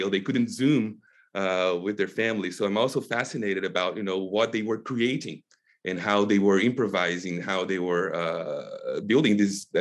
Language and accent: English; Brazil; moved away as an adult; now in United States; having been born and raised in Brazil, I went to college there and then came here for my PhD in 2011 and have been here since